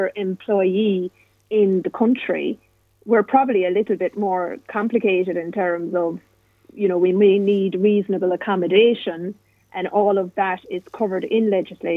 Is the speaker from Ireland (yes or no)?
yes; Ireland; I'm a woman. I'm Irish.